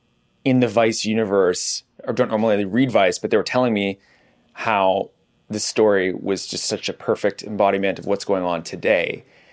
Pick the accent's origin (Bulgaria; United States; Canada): Canada; accent: Canadian; You should have heard me like 5 years ago. My Canadian accent was even thicker.